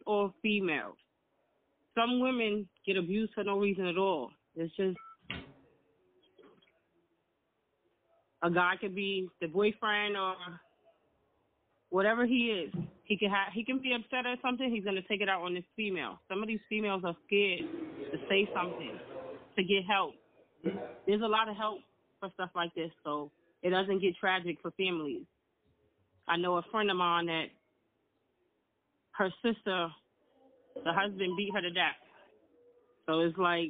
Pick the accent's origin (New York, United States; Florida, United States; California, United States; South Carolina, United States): New York, United States; New York City; I'm from the Bronx.